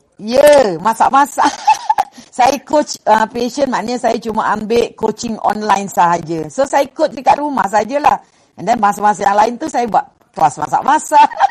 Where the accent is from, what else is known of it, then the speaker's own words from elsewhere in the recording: Sungai Besar, Selangor, Malaysia; saya sebenarnya orang kampung je. Okey, saya daripada Sabak Bernam, Sungai Besar Sabak Bernam, Selangor.